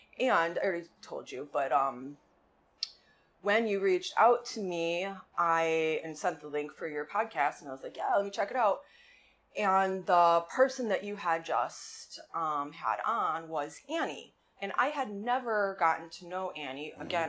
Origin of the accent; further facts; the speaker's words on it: Oswego, United States; So, I grew up in Oswego.